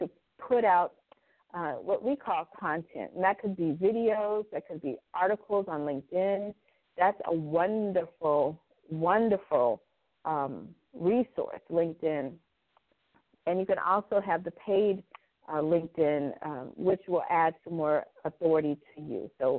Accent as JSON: {"language": "English", "town": "Indianapolis", "region": "Indiana", "country": "United States", "tie": "born or raised there", "said": "came to my hometown, Indianapolis"}